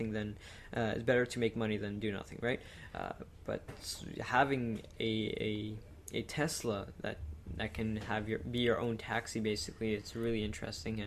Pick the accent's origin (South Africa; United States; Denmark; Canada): Canada; Quebec; they're in Quebec, my hometown